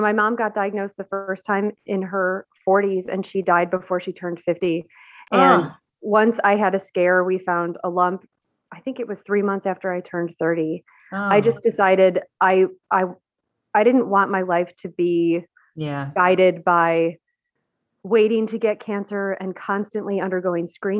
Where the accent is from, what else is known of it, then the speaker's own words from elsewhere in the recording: Buffalo, New York, United States; moved away as an adult; also born or lived in Baltimore area; I grew up in Buffalo, New York